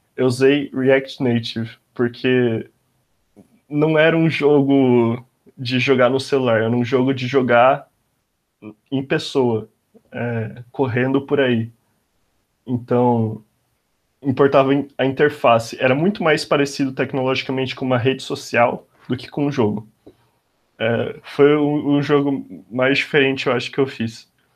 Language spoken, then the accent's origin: Portuguese; Bauru, São Paulo, Brazil; moved away as an adult; now in São Paulo, Brazil; Eu sou de Bauru, cidade do interior de São Paulo